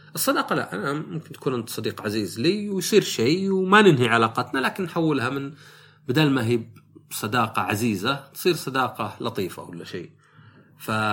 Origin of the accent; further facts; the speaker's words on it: Najd, Saudi Arabia; عندنا في السعوديه